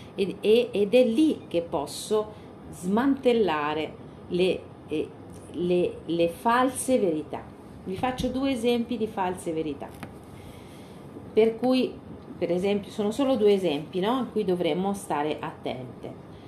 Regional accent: Spain; moved away; noi veniamo dalla Spagna profonda

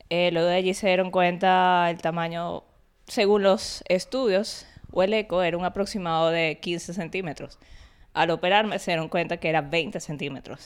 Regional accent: Venezuela; moved away; yo soy venezolana, entonces mi familia vino de Barinas, o sea, mi papá y mamá.

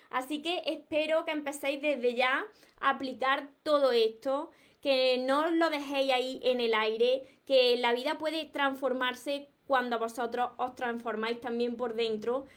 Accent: Córdoba, Andalusia, Spain; soy de Córdoba y no pronuncio, no pronuncio la S

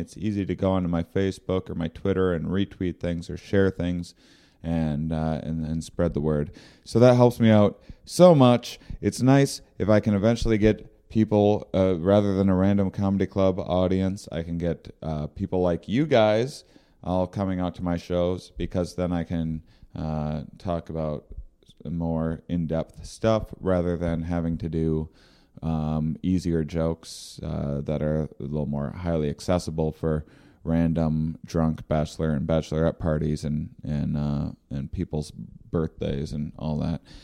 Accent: near Rochester, Minnesota, United States; moved away; Rochester, Minnesota, near my hometown

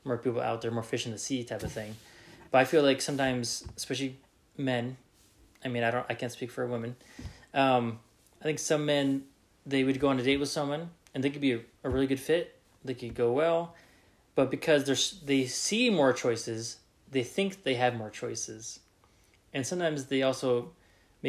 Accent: Reno, Nevada, United States; growing up in Reno, Nevada, different kind of culture

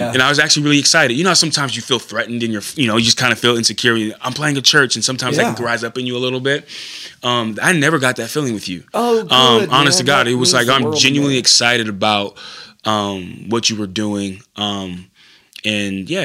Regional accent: California, United States; moved away as an adult; I'm originally from California, moved out here, went to Simpson College

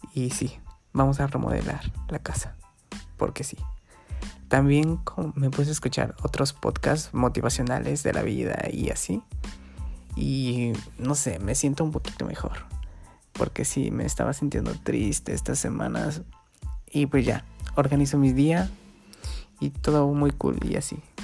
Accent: Guerrero, Mexico; aquí estoy en mi pueblito, en Guerrero

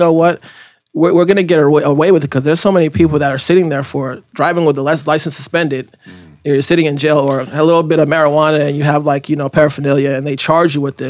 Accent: Florida, United States; Like, no, I'm from Florida.

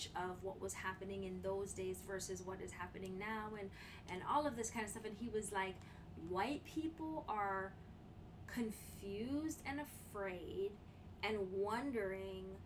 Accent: Canada; me as a Canadian

